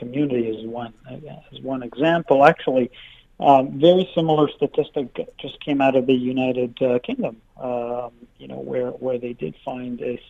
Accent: Canada

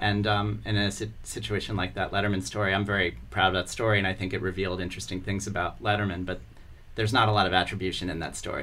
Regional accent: Columbia, Maryland, United States; also born or lived in Baltimore, Maryland; I was born in Baltimore, uh, and uh, my entire family's from Baltimore. But I grew up in the suburbs. When I was five, we moved to Columbia, Maryland.

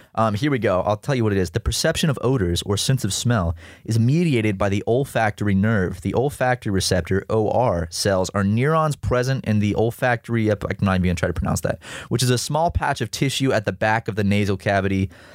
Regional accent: South Carolina, United States; growing up in South Carolina uh, as a kid

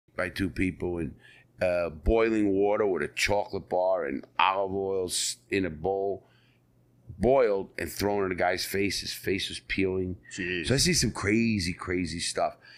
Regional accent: New York City, New York, United States; I was born and raised in the Bronx, New York

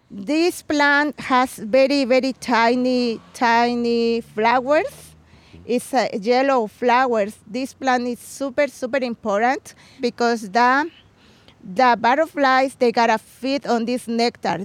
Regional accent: Puebla, Mexico; English is a second language; moved away as an adult; now in Chicago, United States; when I was a girl in, in Mexico. I'm from Puebla

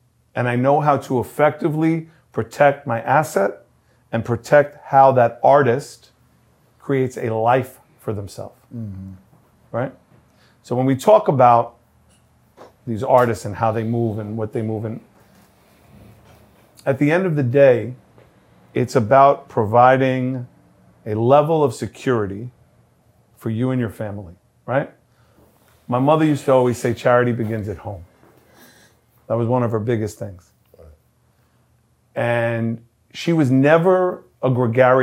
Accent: New York City, New York, United States; every dude I grew up with in Redfern

